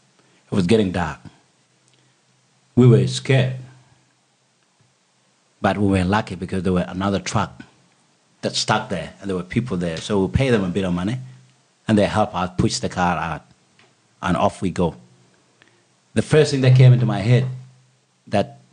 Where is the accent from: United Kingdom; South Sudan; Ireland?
South Sudan; Bor, Jonglei; now in Australia; When we were coming from Bor, my hometown